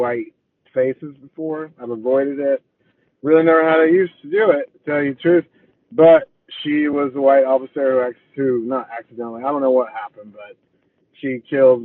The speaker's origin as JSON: {"language": "English", "town": "Chicago", "region": "Illinois", "country": "United States", "tie": "born or raised there", "also_born_or_lived": "Tuscaloosa, Alabama", "moved": "yes", "said": "I grew up in Chicago"}